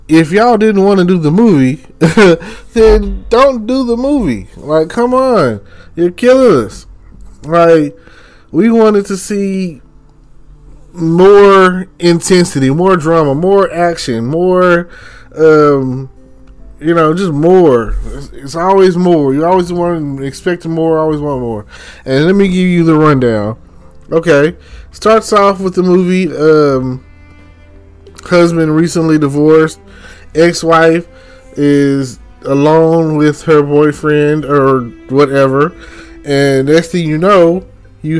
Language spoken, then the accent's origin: English; Texas, United States; I'm from Texas